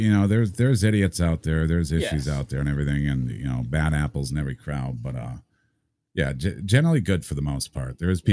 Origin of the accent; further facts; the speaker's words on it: Vermont, United States; I grew up in Vermont